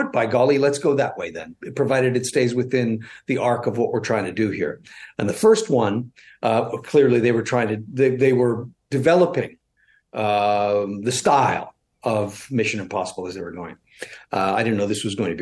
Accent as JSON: {"language": "English", "town": "Toronto", "region": "Ontario", "country": "Canada", "said": "I'm from West Toronto."}